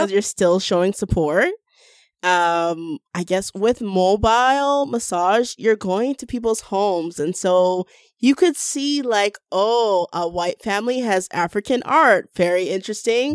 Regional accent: Toronto, Ontario, Canada; we're from a, such a diverse city

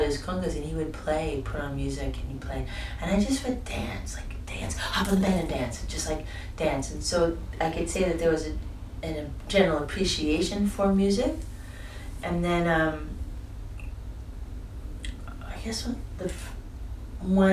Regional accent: Boston, Massachusetts, United States; moved away as an adult; also born or lived in Amherst, Massachusetts / Northampton, Massachusetts / New York City; now in Montreal, Canada; I was in Boston until I was 19.

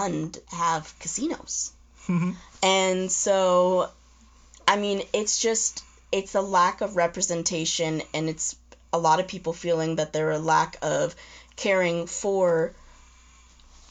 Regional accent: Omaha, Nebraska, United States; also born or lived in Lincoln, Nebraska; I wasn't raised on a reservation. I was raised in Omaha, Nebraska

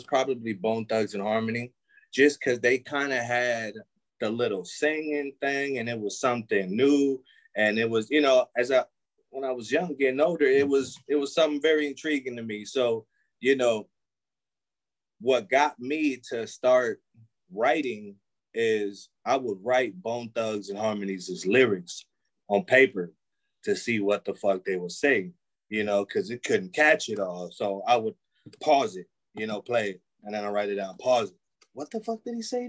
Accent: Milwaukee, Wisconsin, United States; also born or lived in Manhattan, New York; Born in Manhattan, New York. Lived out there to a little bit before my teens, so I would say probably like 9, we moved out here to Milwaukee, and yeah, been here ever since.

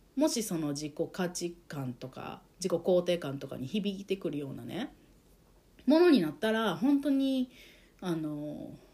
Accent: Japan; born or raised there; first language Japanese

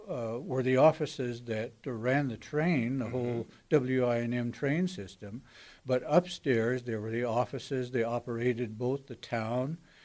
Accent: Colfax, Washington, United States; born there; Actually, I was born in Colfax, but I lived at the depot down here in Potlatch for the first year of my life.

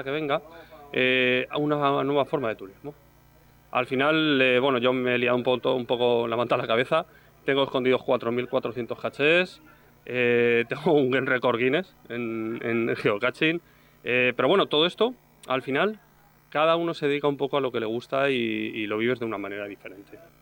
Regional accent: Albacete, Castilla-La Mancha, Spain; Albacete, de donde vengo

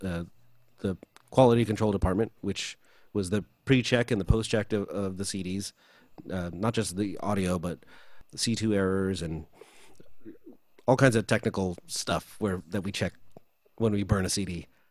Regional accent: United States; also born or lived in Philippines; being Filipino and growing up here

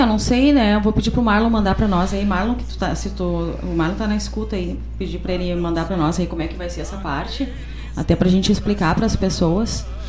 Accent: Guaíba, Rio Grande do Sul, Brazil; nós que somos guaibenses

